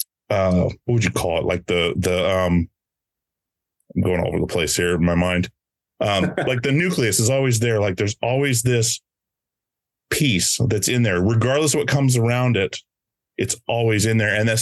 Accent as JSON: {"language": "English", "region": "Alaska", "country": "United States", "tie": "born or raised there", "moved": "yes", "said": "growing up in Alaska"}